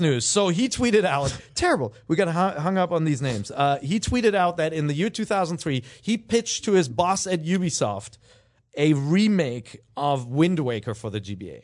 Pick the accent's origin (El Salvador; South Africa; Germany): Germany; Cologne, North Rhine-Westphalia; moved away; I am, uh, uh, from Cologne, Germany.